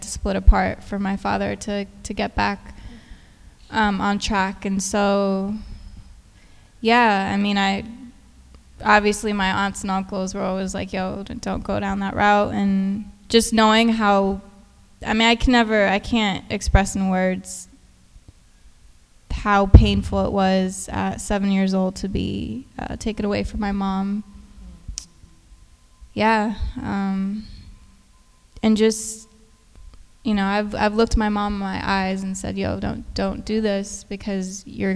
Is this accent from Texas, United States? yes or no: yes; Houston, Texas, United States; I grew up in Houston